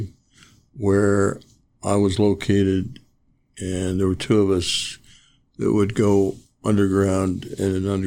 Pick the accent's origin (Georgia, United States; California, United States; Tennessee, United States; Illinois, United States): California, United States; Commerce; now in Ojai, United States; I grew up, it's now called Commerce in Los Angeles, East Los Angeles.